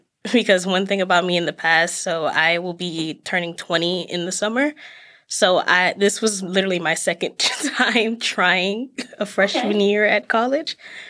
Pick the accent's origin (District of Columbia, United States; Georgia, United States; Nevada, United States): District of Columbia, United States; Washington; moved away as an adult; now in Massachusetts, United States; I am from Washington, D.C.